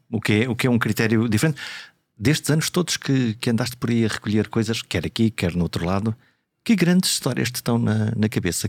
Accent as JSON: {"language": "Portuguese", "town": "Viana do Castelo", "region": "Norte", "country": "Portugal", "moved": "yes", "lives_now": "Lisbon, Portugal", "said": "Eu venho de Viana"}